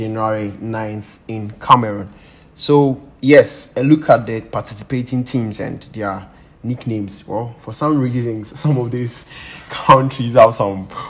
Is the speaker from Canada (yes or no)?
no; Ghana; being a Ghanaian